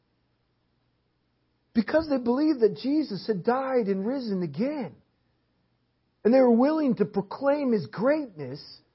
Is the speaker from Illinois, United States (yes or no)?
no; Portland, Oregon, United States; moved away; We're from Portland, Oregon